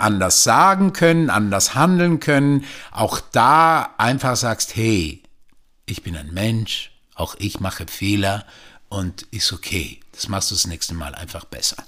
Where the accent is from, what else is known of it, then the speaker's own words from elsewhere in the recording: Switzerland; now in Germany; ich bin ja in der Schweiz aufgewachsen